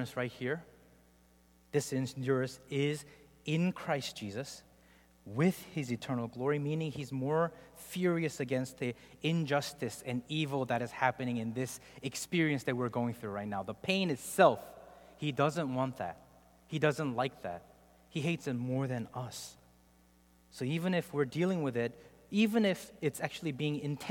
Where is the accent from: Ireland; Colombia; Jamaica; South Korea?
South Korea; moved away; I grew up in Korea